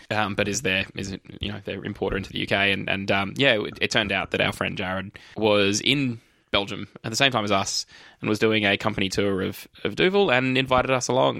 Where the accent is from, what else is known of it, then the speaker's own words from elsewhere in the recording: Australia; we're from Australia